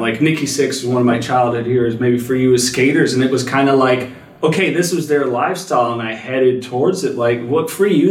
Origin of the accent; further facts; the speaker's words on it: Watsonville, California, United States; I grew up in the Watsonville area. So for people that don't know, very close to Santa Cruz, yeah. California.